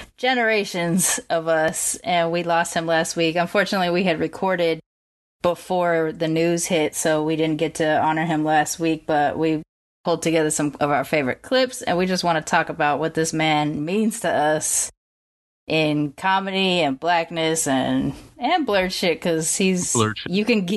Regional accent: Long Beach, California, United States; Ice Cube's from South Central. I'm from Long Beach, same kind of deal.

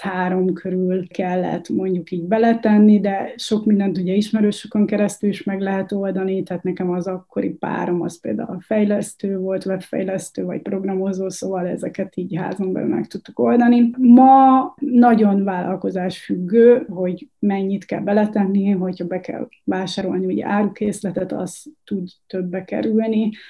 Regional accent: Bócsa, Bács-Kiskun, Hungary; moved away as an adult; Bács Kiskun megye Bócsa

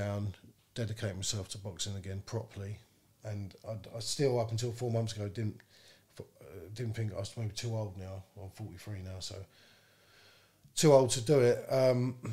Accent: London, United Kingdom; moved away as an adult; now in Northampton, United Kingdom; I come from London

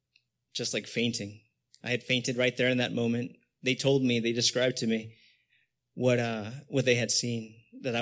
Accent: Los Angeles, California, United States; also born or lived in Canoga Park; Born and raised here in the San Fernando Valley

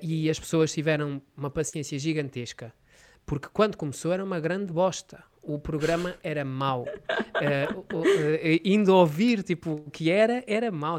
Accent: Oliveira do Hospital, Coimbra District, Portugal; da minha terra, Oliveira do Hospital

